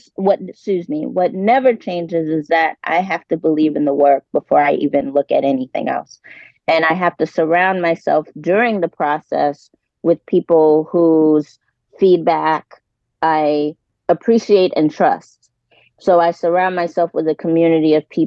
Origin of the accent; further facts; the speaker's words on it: New York City, New York, United States; I'm originally from New York City